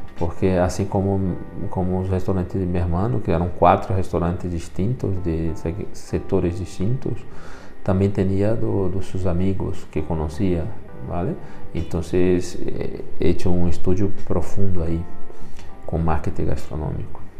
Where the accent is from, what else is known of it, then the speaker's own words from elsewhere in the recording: Brazil; first language Portuguese; moved away; sou brasileiro e o castelhano depois de los 40, todavia não tenho total domínio